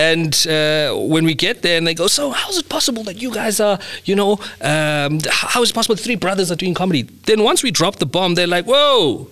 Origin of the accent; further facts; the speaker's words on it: Mthatha, Eastern Cape, South Africa; also born or lived in Tsomo/Cofimvaba (family home); I grew up Mthatha in the Eastern Cape